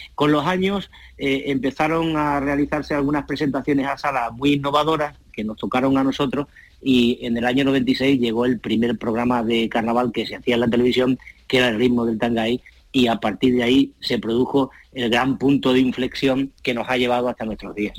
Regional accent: Cádiz, Andalusia, Spain; accent: Cádiz speech; nuestro acento, de nuestras hablas y del habla de Cádiz

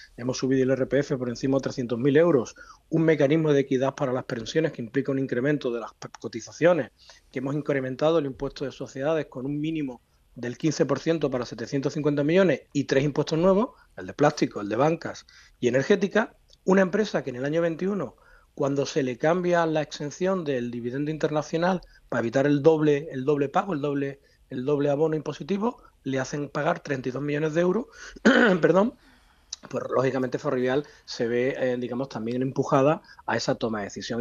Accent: Spain; como español

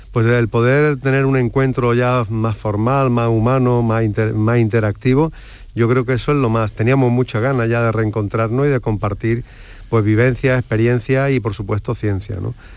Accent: Andalusia, Spain; somos andaluces

